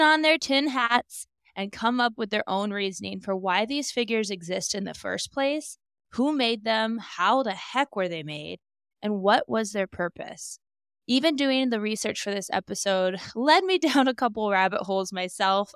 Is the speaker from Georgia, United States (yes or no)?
no; Alaska, United States; I have gone fishing many a time growing up in Alaska